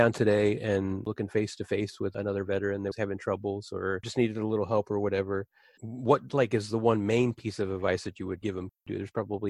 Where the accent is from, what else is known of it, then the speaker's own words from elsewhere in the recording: Cincinnati, Ohio, United States; I'm from Cincinnati. You know that? That's where I was born and raised.